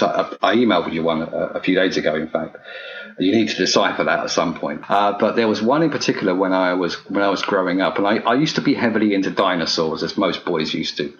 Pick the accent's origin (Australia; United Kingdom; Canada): United Kingdom; being British